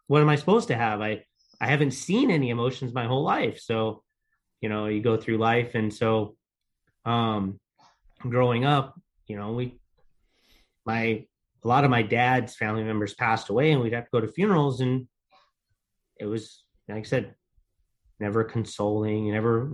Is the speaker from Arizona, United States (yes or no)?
yes; Mesa, Arizona, United States; also born or lived in Gilbert, Arizona; I actually grew up in Mesa, Arizona